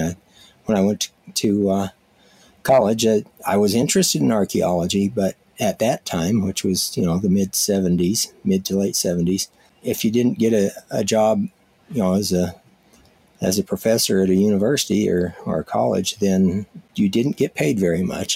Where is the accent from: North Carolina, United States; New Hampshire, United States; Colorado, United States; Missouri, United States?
Colorado, United States; moved away as an adult; also born or lived in Tohatchee, New Mexico; I grew up in Colorado